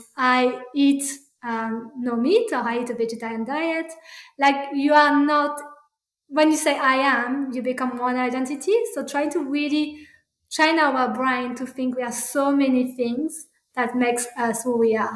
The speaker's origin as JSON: {"language": "English", "country": "France", "tie": "born or raised there", "second_language": "English", "moved": "as an adult", "lives_now": "Australia", "said": "I said, I'm French. And I said, oh, I said it. I like to say, actually, I was born in French because I am not French. That's not who I am. … A part of me is born in France and cultural France."}